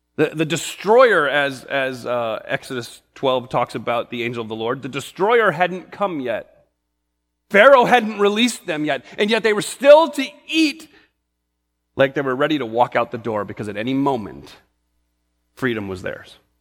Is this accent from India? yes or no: no; New England, United States; I grew up in New England